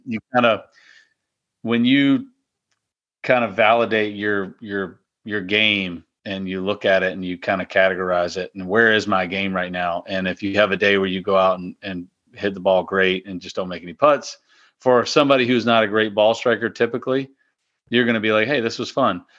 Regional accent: Powhatan, Virginia, United States; Mill Quarter, uh, plantation in, in my hometown in Powhatan

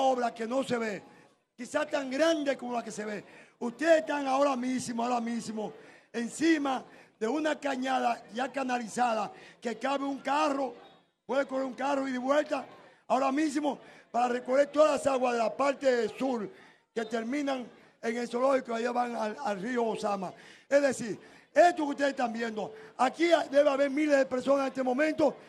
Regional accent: Santo Domingo, Distrito Nacional, Dominican Republic; yo que soy de Cristo Rey y que todo el mundo aquí me respeta

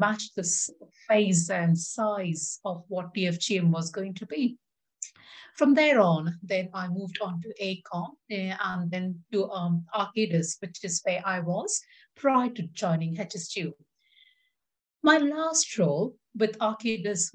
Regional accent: India; moved away as an adult; now in United Kingdom; I grew up in India and my dad was an aeronautical engineer

